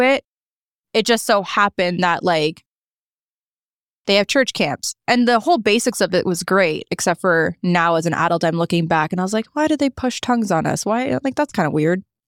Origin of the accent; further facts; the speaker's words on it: Niagara Falls, Ontario, Canada; also born or lived in St. Catharines; now in Toronto, Canada; I actually lived in Niagara Falls. I grew up there.